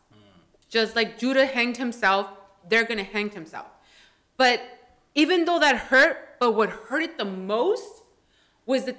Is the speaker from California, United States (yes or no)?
yes; California, United States; also born or lived in Washington; as a Chicana, we don't let ourselves, like, we're from Cali.